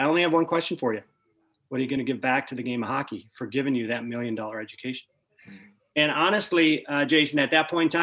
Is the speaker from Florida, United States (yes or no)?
no; Minnesota, United States; moved away; I grew up in Minnesota